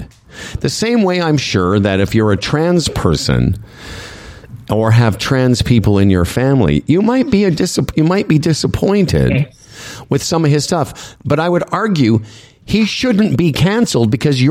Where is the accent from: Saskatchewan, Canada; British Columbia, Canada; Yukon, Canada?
Saskatchewan, Canada; Moose Jaw; also born or lived in Calgary, Canada; now in Toronto, Canada; I'm from Western Canada. You know, I'm from Moose Jaw originally, but I lived in Calgary.